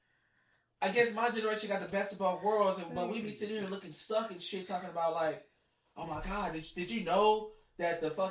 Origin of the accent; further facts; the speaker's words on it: Milwaukee, Wisconsin, United States; we're both from Milwaukee, Wisconsin